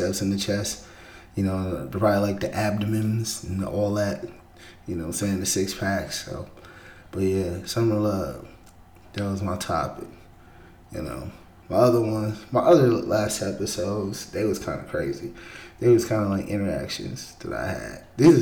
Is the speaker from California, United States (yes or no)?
yes; the Bay Area, California, United States; I'm from the Bay